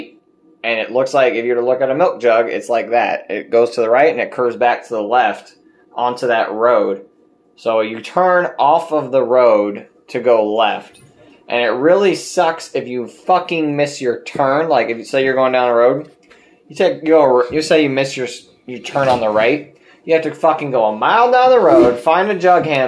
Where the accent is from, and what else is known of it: Nebraska, United States; moved away as an adult; now in New Jersey, United States